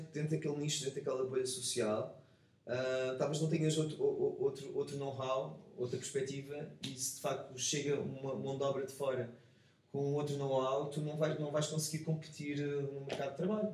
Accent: Portugal; enquanto português

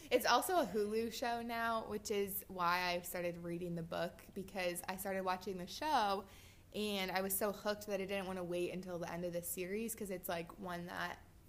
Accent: Iowa, United States; moved away; And The Music Man Museum is in Iowa. It's 40 minutes from my hometown.

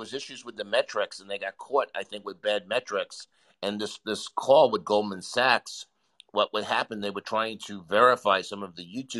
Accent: New York, United States; I should know this because I'm from New York

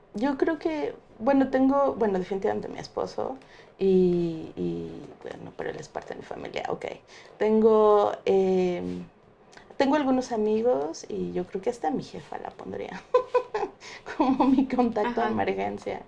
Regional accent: Mexico; yo como mexicana

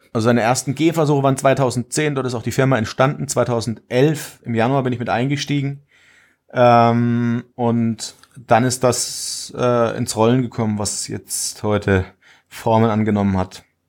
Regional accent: Würzburg region, Bavaria, Germany; moved away as an adult; now in Villingen-Schwenningen, Germany; Ich komme eigentlich aus der Region Würzburg habe dort auch äh, den Großteil meines Lebens verbracht

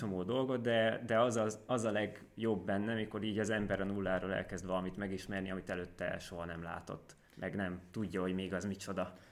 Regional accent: Tótkomlós, Békés, Hungary; now in Szeged, Hungary; Tótkumlósi vagyok, ami egy nagyon kellemes kis falu, vagy város, bocsánat, város Békés megyében. Igazából nagyon szerettem ott lakni

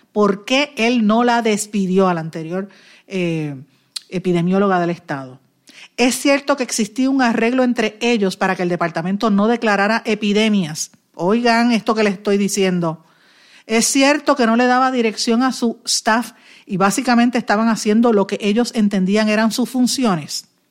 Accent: Puerto Rico; aquí somos puertorriqueños

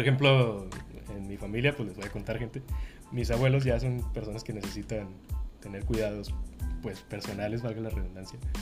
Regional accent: Monterrey, Nuevo León, Mexico; nosotros que somos de Nuevo León, somos regios

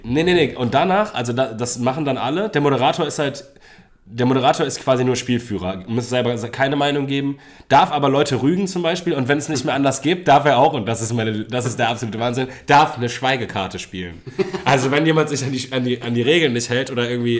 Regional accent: Germany; wir als Deutsche

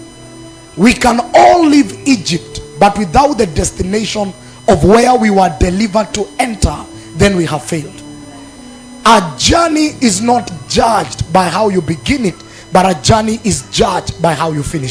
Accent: Narok, Narok County, Kenya; I was born in Narok. I'm just an ordinary Narok boy

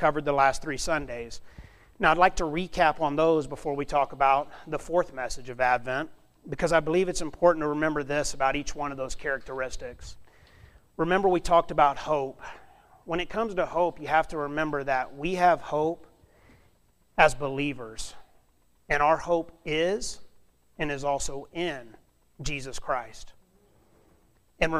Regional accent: South Alabama, United States; moved away as an adult; also born or lived in Montana; now in Klamath Falls, United States; I'm from South Alabama. And we don't get this white stuff down there

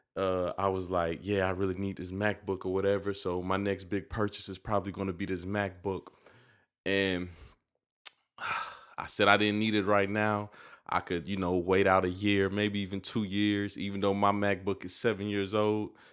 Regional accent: United States; I just live in America, and I feel like me being an American

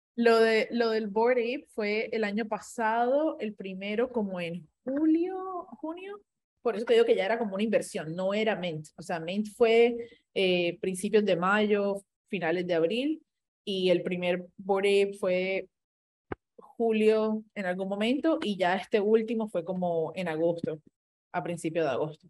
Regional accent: Colombia; Yo como colombiana, no voy a utilizar el otro idioma que tengo

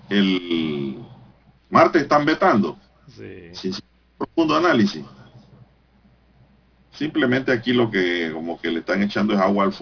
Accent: Panama; Porque al fin y al cabo somos panameños.

